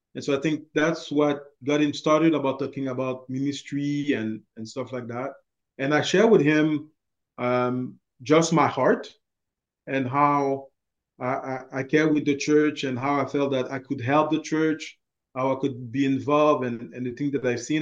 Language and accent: English; Montreal, Quebec, Canada; moved away as an adult; also born or lived in Haiti (ancestry); now in Rimouski, Canada; I was born and raised in Montreal. Uh, I always live uh, my life there. Actually, the only time that I actually left uh, Montreal was to come to uh, work in Rimouski